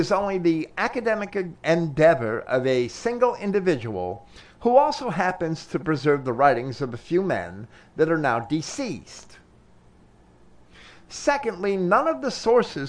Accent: United States; as an American

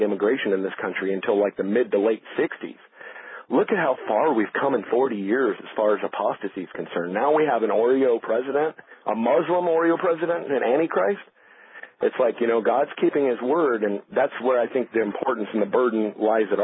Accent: Los Angeles, California, United States; the very neighborhood I grew up in Los Angeles

